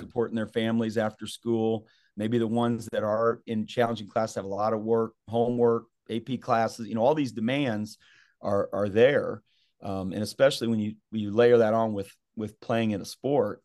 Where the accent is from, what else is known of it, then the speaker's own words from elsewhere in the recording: Southeast Kansas, United States; we grew up in Southeast Kansas